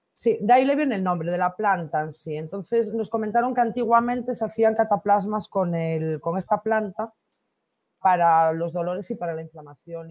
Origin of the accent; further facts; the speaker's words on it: Corcubión, Galicia, Spain; also born or lived in Canary Islands; Yo nací en Corcubión. Ajá. Y sí, soy, soy de Corcubión, Costa la Muerte.